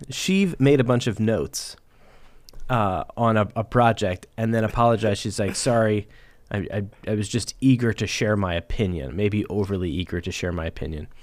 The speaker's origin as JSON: {"language": "English", "region": "Midwest", "country": "United States", "tie": "born or raised there", "said": "growing up in the Midwest"}